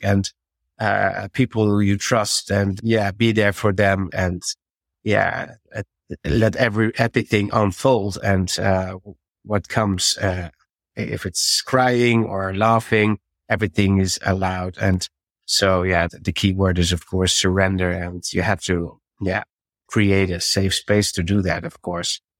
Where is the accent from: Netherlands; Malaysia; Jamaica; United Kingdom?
Netherlands; English is a second language; I have to, uh, get used to the English, I have to switch because I'm from Holland.